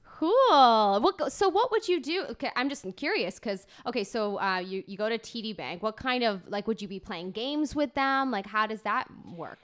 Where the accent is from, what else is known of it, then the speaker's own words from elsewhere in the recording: Toronto, Ontario, Canada; also born or lived in Ajax; I was born in Toronto